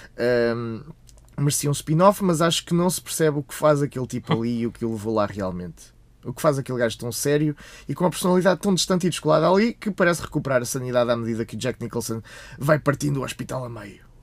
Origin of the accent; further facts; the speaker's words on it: Portugal; Somos portugueses.